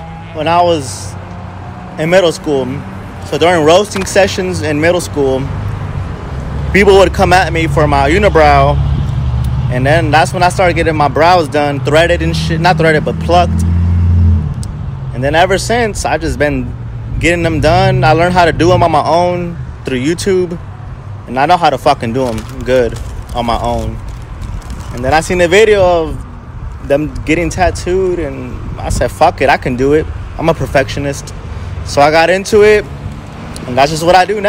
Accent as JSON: {"language": "English", "region": "Indiana", "country": "United States", "tie": "born or raised there", "also_born_or_lived": "Los Angeles, California", "said": "Live in Indiana. Went there all of high school and shit. I grew up there, basically"}